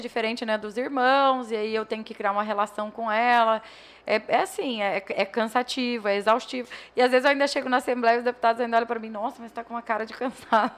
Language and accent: Portuguese; Juara, Mato Grosso, Brazil; Eu nasci lá em Joara